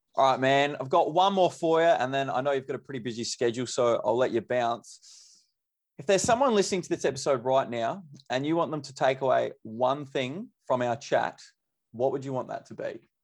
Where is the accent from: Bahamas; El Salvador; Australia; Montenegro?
Australia; Mount Gambier, South Australia; I'm from Mount Gambier. So down South Australia